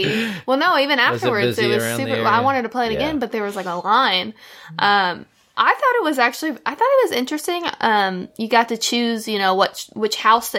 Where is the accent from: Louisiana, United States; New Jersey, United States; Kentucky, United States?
Kentucky, United States; I'm from Kentucky